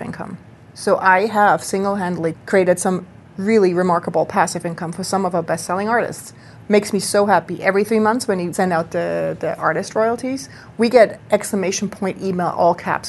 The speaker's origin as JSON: {"language": "English", "country": "Switzerland", "tie": "born or raised there", "moved": "yes", "lives_now": "Brooklyn, United States", "said": "I grew up in Switzerland"}